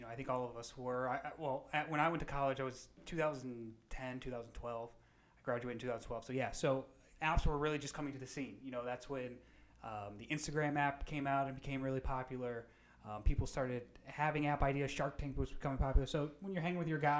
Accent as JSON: {"language": "English", "town": "Naples", "region": "Florida", "country": "United States", "tie": "born or raised there", "also_born_or_lived": "West Palm Beach, Florida", "said": "From Naples"}